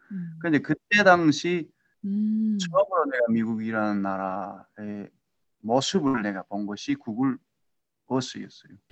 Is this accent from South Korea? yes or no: no; North Korea; moved away as an adult; also born or lived in Seattle area, United States; now in Seattle, United States; 시애틀 근교에 살고 있는 탈북민입니다.